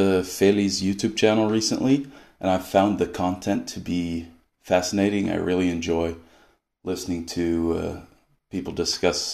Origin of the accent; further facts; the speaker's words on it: Sweden; I grew up in Sweden and my mother is from California